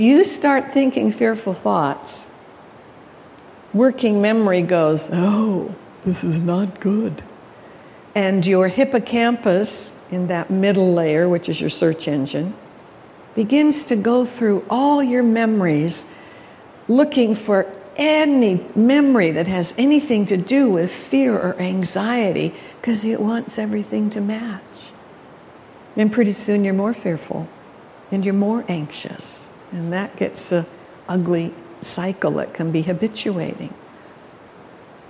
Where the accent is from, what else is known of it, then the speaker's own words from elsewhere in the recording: Calgary, Alberta, Canada; moved away; I was born in Canada, Calgary, Alberta, for that matter, where they have the stampedes.